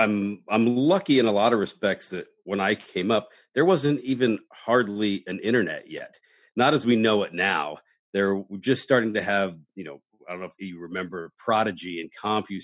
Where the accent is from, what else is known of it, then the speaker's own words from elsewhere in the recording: Midwest, United States; now in Los Angeles, United States; I'm from the Midwest and I have grown up in that blue collar